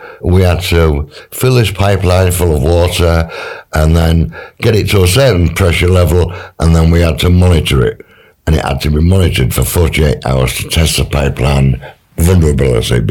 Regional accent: Hedon, Yorkshire and the Humber, United Kingdom; born and brought up in Heddon.

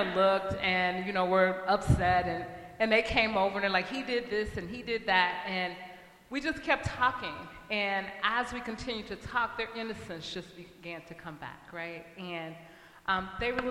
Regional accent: East St. Louis, Illinois, United States; now in St. Paul, United States; I grew up in East St. Louis, Illinois

